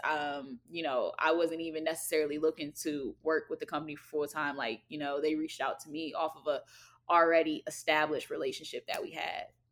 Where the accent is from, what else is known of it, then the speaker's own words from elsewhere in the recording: Alexandria, Virginia, United States; I am from Alexandria, Virginia